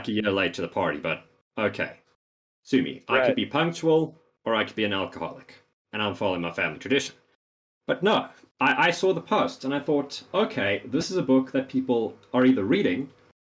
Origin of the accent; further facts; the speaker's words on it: South Africa; I am from South Africa